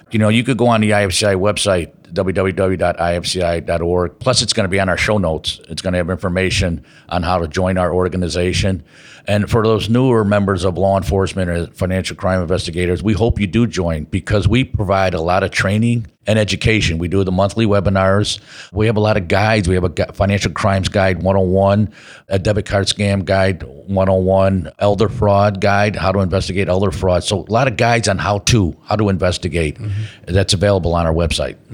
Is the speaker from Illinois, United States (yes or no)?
yes; Chicago, Illinois, United States; here in Chicago, my hometown